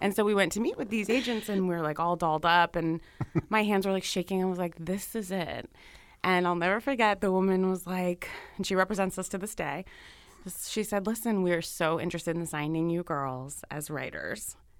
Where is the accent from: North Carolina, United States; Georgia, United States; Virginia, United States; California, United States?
Virginia, United States; Alexandria; I grew up in Virginia, right outside Washington, D C, about five minutes in Alexandria